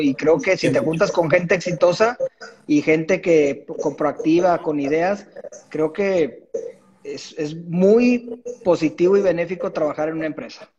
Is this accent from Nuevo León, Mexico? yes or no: yes; Monterrey, Nuevo León, Mexico; de Monterrey. Aquí nací, aquí sigo.